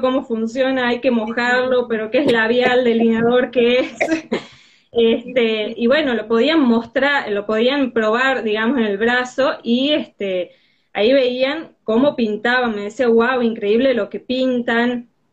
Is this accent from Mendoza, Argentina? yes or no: no; Tucumán, Argentina; soy de Tucumán.